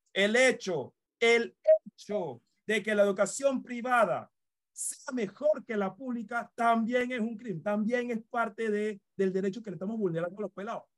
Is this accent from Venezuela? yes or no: no; Panama; como panameños y panameñas